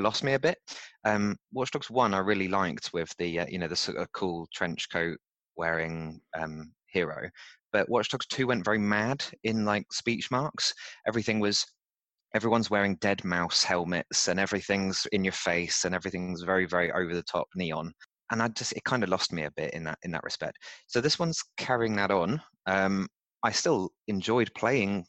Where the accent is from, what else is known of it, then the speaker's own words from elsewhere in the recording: United Kingdom; also born or lived in London; we're British. I've lived in London for 5 years